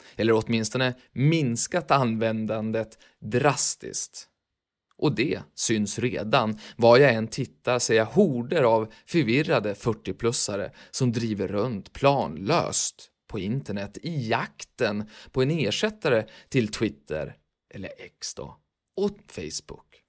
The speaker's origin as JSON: {"language": "Swedish", "country": "Sweden", "tie": "born or raised there", "said": "där vi växte upp i världsmetropoler som Falköping, Timrå, Söderhamn"}